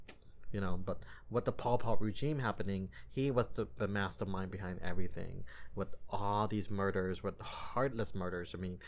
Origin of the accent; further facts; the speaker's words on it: United States; as someone who was born here with parents coming from another country that was filled with murders and war and struggles